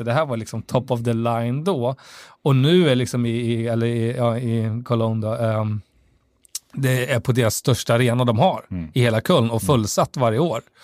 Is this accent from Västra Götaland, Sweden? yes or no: yes; Västra Götaland, Sweden; Falköping, som också är en, en grannkommun därifrån Västra Götaland, där jag kommer ifrån